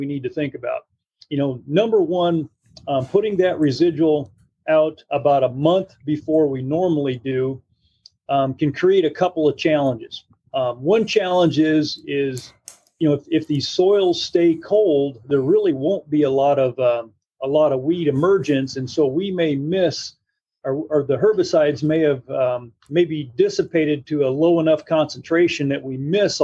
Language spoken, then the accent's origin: English; northwest Illinois, United States; moved away as an adult; also born or lived in Arkansas / Iowa / Missouri; now in West Lafayette, United States; I grew up in the Midwest. I'm originally from the northwest part of Illinois